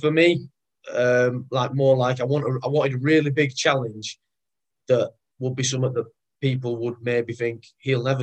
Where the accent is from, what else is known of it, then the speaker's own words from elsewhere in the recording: Rochdale, North West England, United Kingdom; I'm from Rochdale, which for those, you know, for those not from up this way, it's a small town, North Manchester.